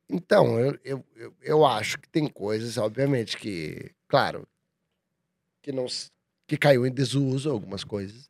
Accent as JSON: {"language": "Portuguese", "town": "Curitiba", "region": "Paraná", "country": "Brazil", "tie": "born or raised there", "moved": "yes", "lives_now": "São Paulo, Brazil", "said": "sou de Curitiba"}